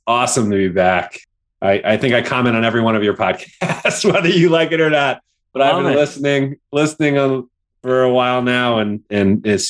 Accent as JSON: {"language": "English", "region": "New York", "country": "United States", "tie": "born or raised there", "moved": "as an adult", "lives_now": "Boston, United States", "said": "I grew up in New York."}